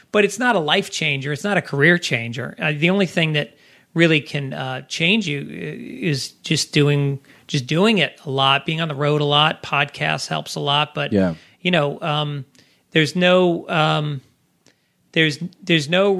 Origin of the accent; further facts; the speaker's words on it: Tarrytown, New York, United States; the town I grew up in Tarrytown, New York